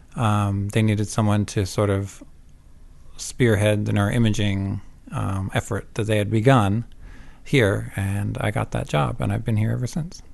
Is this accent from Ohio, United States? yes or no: no; Vermont, United States; also born or lived in Savannah, Georgia / New Jersey / Canada; I'm not Canadian, but I did grow up in Vermont